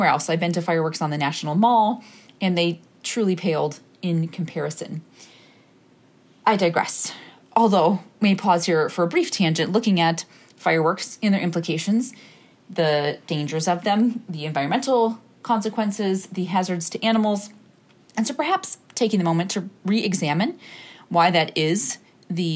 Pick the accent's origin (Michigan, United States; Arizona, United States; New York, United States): Michigan, United States; Bay City; moved away; my hometown, in my adjacent to hometown space of Bay City, Michigan